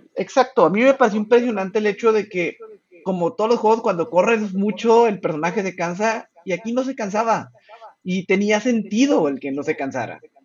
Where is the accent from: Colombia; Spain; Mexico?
Mexico; Chihuahua; soy de Chihuahua